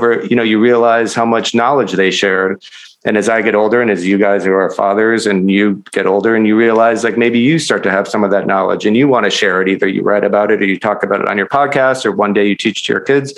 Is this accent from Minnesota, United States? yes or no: yes; Minnesota, United States; I'm from Minnesota, but my family has a cabin in Wisconsin where I've gone every summer for my whole life